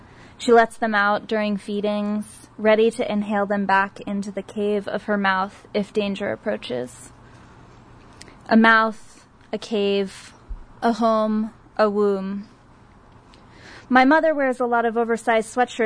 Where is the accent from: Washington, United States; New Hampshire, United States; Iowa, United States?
New Hampshire, United States; now in San Diego, United States; growing up in New Hampshire, it was just a place of residence, not a home.